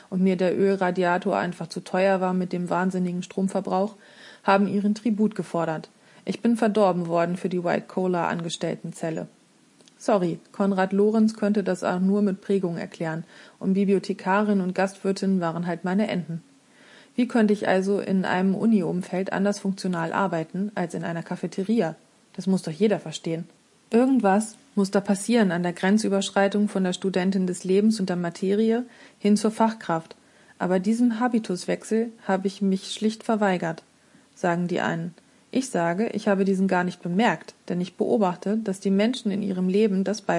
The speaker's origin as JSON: {"language": "German", "region": "Vienna", "country": "Austria", "tie": "born or raised there", "lives_now": "Hamburg, Germany", "said": "Als Hamburgerin mache ich immer Geschäfte und besonders dann, wenn ich gemeinsam Kaffee trinke. Da kommt bei mir meine Wiener Erziehung durch."}